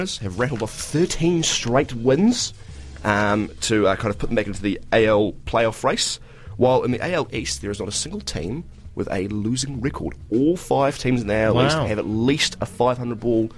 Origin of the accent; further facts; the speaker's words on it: New Zealand; as a New Zealander, I've significant amount of national pride